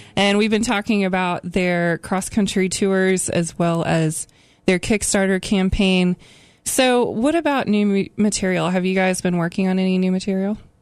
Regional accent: Midwest, United States; I'm from the Midwest

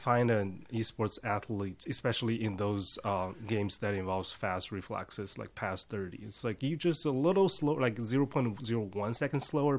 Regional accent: China; moved away; I'm from China.

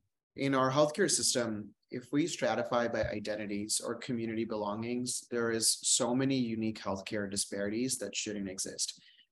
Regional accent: India; now in United States; I am a gay man. I grew up on Medicaid, and I'm an Indian immigrant.

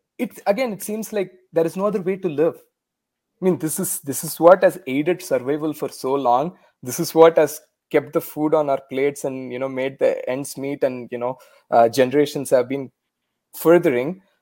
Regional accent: India; first language Tamil; English is a second language; moved away as an adult; now in Canada; growing up in India

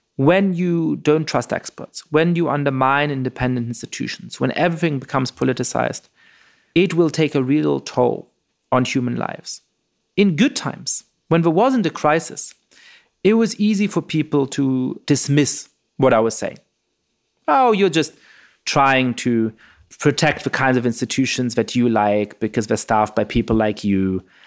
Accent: Germany; moved away; when I was growing up in Germany

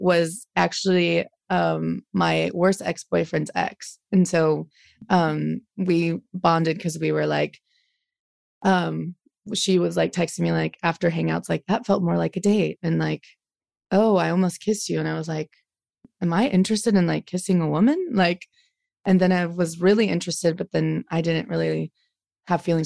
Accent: Dayton, Ohio, United States; also born or lived in Cleveland, Ohio; Born in Cleveland, but then I grew up in Dayton

